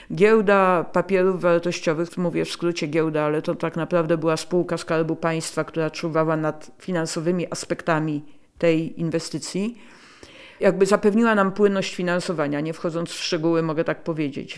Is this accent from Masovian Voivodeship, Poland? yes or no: yes; Warsaw, Masovian Voivodeship, Poland; Ja jestem warszawianką z dziada pradziada i pamiętam wycieczki po Warszawie z moją babcią